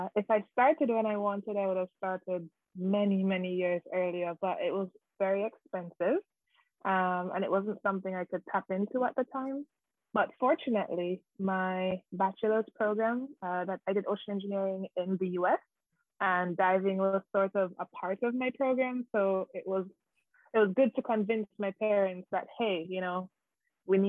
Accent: Jamaica; moved away as an adult; now in London, United Kingdom; I am based in London right now, but I'm originally from Jamaica.

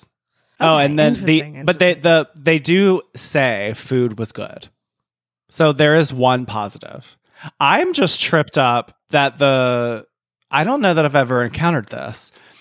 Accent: Scotland, United Kingdom; And I'm Scottish.

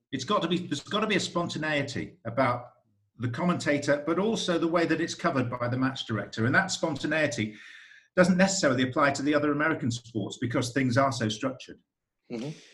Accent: United Kingdom; now in United States; a Brit in America

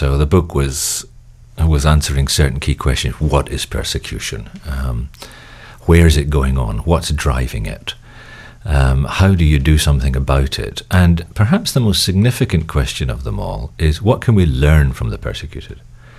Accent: Belfast, Northern Ireland, United Kingdom; moved away; also born or lived in England / Netherlands / Hong Kong / Los Angeles; We're actually all Scots, but I was raised in Northern Ireland, in Belfast, actually, at the height of the Troubles in the 60s and 70s. And then I was educated in England, and I lived in Holland and Hong Kong and Los Angeles

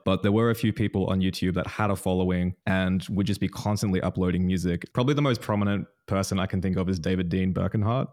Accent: Newcastle, New South Wales, Australia; born or raised there

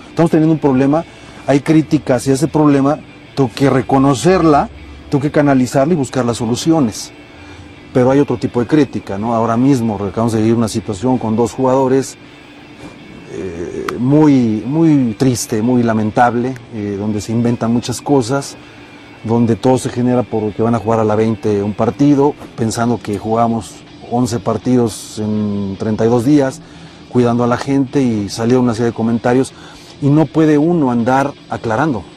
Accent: Mexico; tenemos muchos defectos como país, como mexicanos

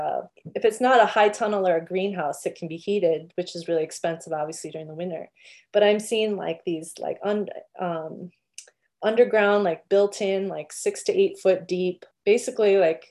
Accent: Long Beach, California, United States; moved away; we're from Long Beach

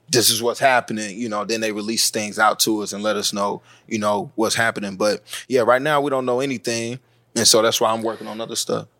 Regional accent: North Carolina, United States; I grew up in North Carolina, and the part of North Carolina I grew up wasn't that political, wasn't that Southern

